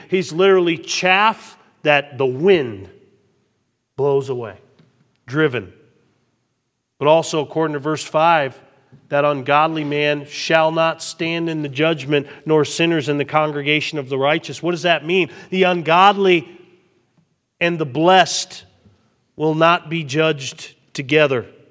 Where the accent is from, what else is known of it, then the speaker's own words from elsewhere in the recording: Westfield, Massachusetts, United States; We grew up in Westfield, Massachusetts